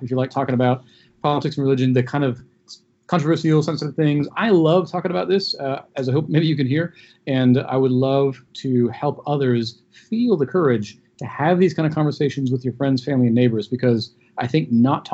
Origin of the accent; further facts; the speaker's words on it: United States; as an American